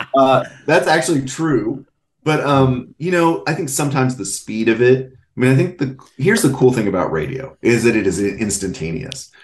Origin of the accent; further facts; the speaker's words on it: North Texas, United States; I'm from North Texas